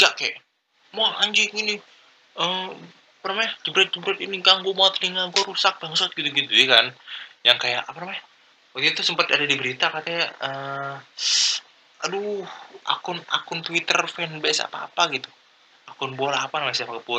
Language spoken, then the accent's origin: Indonesian; Palembang, South Sumatra, Indonesia; born there; karena gue lahir di Palembang jadi kayak ya klub sepak bola pertama yang gue kenal tuh Sujaya FC gitu loh